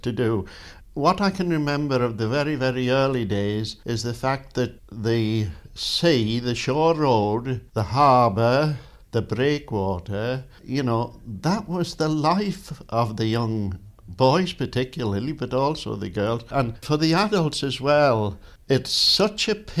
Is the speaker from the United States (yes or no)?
no; Peel, Isle of Man; born or raised there